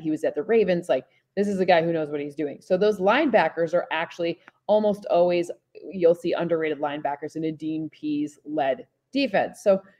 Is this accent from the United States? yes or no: no; Luxembourg; I grew up in Luxembourg, so I do. And we used to go see soccer matches in London.